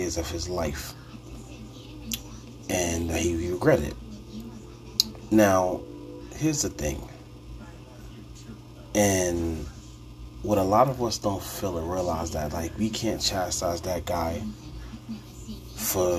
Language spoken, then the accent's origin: English; New York City, New York, United States; I'm from New York City. Bronx born and raised